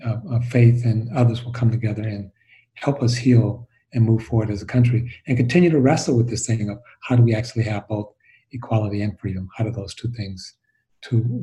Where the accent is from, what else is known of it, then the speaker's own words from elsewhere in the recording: Michigan, United States; I'm from Michigan